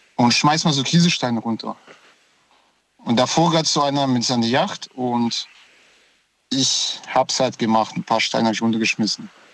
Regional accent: Moldova; now in Stuttgart, Germany; ich komme aus Moldawien und da war ich klein, vier Jahre

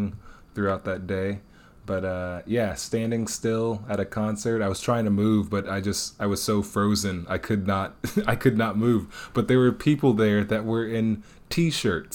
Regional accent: Detroit, Michigan, United States; now in Austin, United States; Born and raised in Detroit

